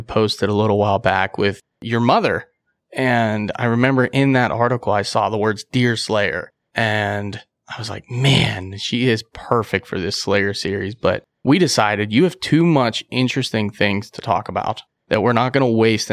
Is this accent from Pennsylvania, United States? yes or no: yes; Pennsylvania, United States; We're both from Pennsylvania.